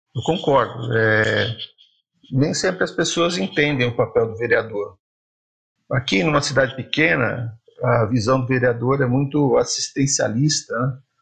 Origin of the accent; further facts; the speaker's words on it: Jacupiranga, São Paulo, Brazil; Eu sou de Jacupiranga